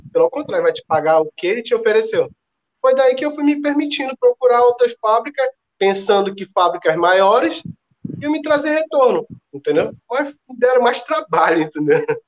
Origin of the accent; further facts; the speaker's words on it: Ceará, Brazil; Sou cearense